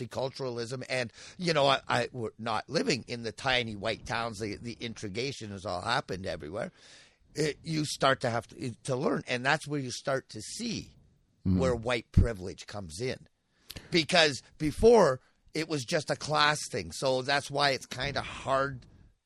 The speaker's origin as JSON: {"language": "English", "town": "Riverview", "region": "New Brunswick", "country": "Canada", "tie": "born or raised there", "also_born_or_lived": "Iqaluit", "moved": "yes", "said": "where I grew up in New Brunswick, there was... I can't remember seeing a single black person where I lived in New Brunswick. In Riverview at the time"}